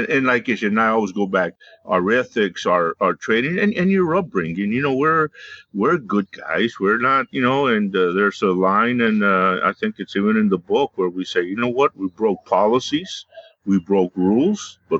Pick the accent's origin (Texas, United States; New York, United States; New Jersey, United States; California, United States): Texas, United States; Hebbronville; moved away as an adult; also born or lived in Laredo, Texas; I grew up in South Texas, a small town, Hebronville, Texas. Some of y'all from San Antonio know where it is. It's known for a lot of deer country down there.